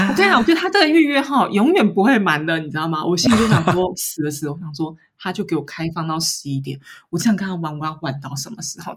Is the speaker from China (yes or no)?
no; Taiwan; moved away as an adult; now in Paris, France; 我台湾人